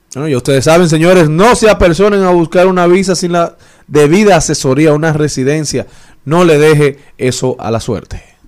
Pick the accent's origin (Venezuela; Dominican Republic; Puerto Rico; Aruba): Dominican Republic; como dominicanos